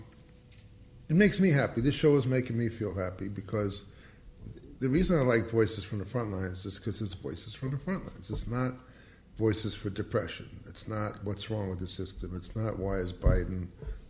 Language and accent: English; New York, United States; now in Los Angeles, United States; I'm from New York